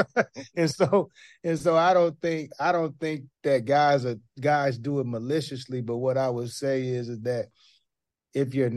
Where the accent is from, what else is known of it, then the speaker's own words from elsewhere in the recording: Portland, Oregon, United States; when I was a young kid growing up in Portland, Oregon